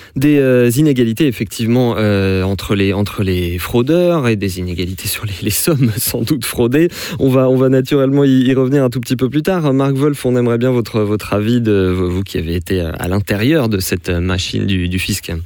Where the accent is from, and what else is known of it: France